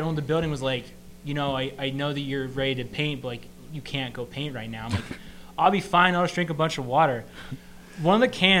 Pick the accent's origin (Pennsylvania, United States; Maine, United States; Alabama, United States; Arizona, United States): Pennsylvania, United States; Pittsburgh; moved away as an adult; now in Los Angeles, United States; Yeah, I'm originally from Pittsburgh.